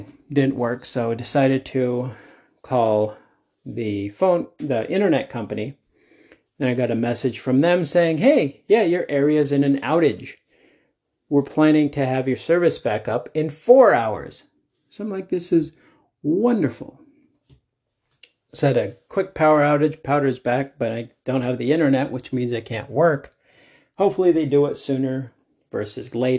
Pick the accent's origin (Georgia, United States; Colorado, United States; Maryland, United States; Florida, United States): Colorado, United States; Denver; I'm from Denver.